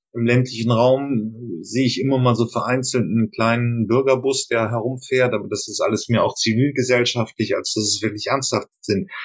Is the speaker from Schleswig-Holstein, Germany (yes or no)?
no; Hamburg, Germany; Und ich komme auch aus der Region